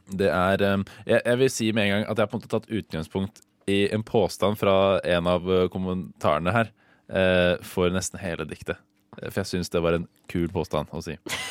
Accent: Modum, Buskerud, Norway; det er bygda, Det er jo der jeg kommer fra.

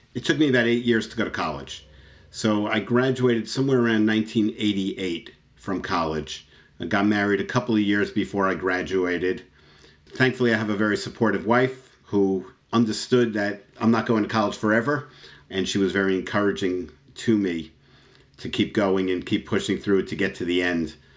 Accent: New York City, New York, United States; moved away as an adult; I was born in Floral Park, Queens, and I literally lived there my entire life up until four years ago

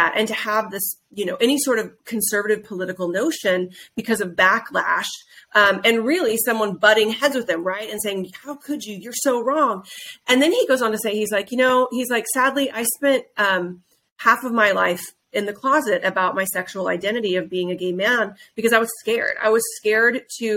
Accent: Midwest, United States; I grew up in the Midwest around people who, you know, they woke up before the sun went up and they went and farmed every day

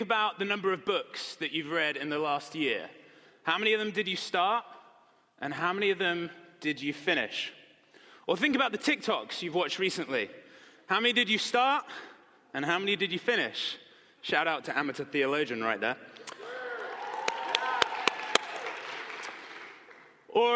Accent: Marlow, South East England, United Kingdom; moved away; my hometown in England

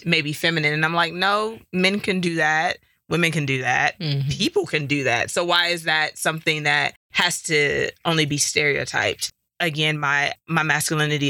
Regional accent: Detroit, Michigan, United States; now in Colorado, United States; Growing up in Detroit

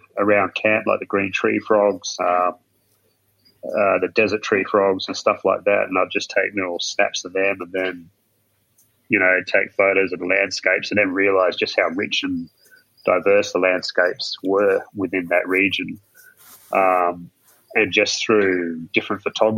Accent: rural southwest Western Australia, Australia; growing up in rural southwest in Western Australia

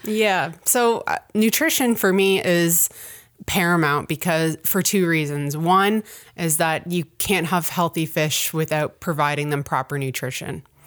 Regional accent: Ontario, Canada; now in Truro, Canada; I grew up in Ontario

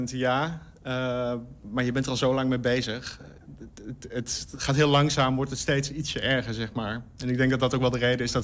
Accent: Hengelo, Overijssel, Netherlands; Ik kom oorspronkelijk uit Hengelo, ja.

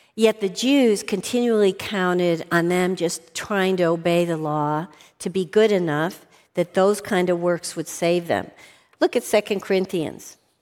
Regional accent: outside of Chicago, Illinois, United States; I grew up outside of Chicago

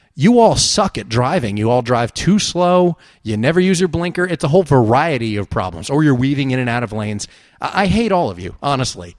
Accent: New Jersey, United States; moved away as an adult; now in Los Angeles, United States; I'm from New Jersey and Atlantic City was forty-five minutes to an hour away

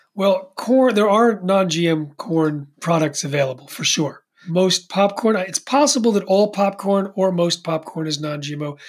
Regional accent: East Coast, United States; I'm from the East Coast

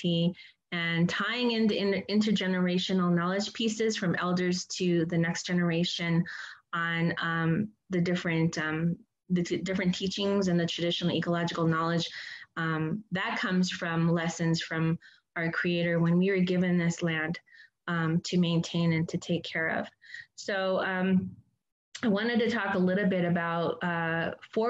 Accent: Hopi, Arizona, United States; moved away; where I'm from Hopi.

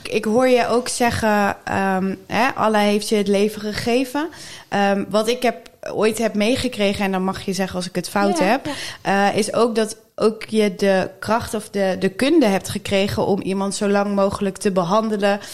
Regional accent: Netherlands; ons als Nederlanders

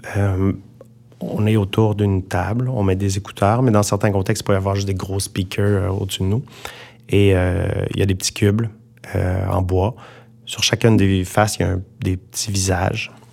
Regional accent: Montreal, Quebec, Canada; en tant que Montréalais

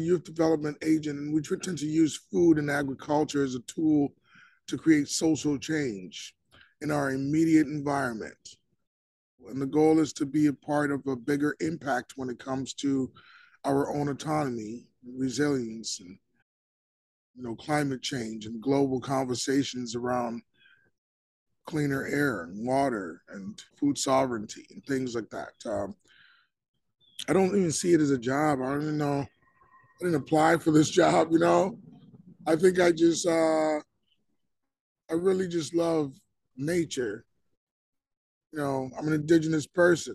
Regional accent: Minneapolis, Minnesota, United States; also born or lived in West Africa; I was born in West Africa. I was raised in Minneapolis.

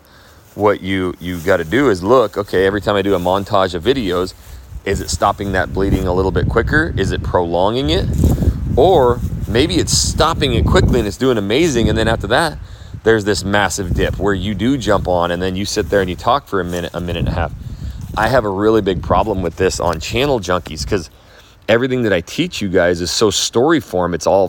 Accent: Phoenix, Arizona, United States; moved away; I'm from Phoenix, Arizona.

